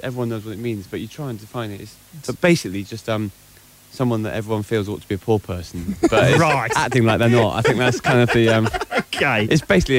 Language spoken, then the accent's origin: English; Wales, United Kingdom; I'm from Wales, actually.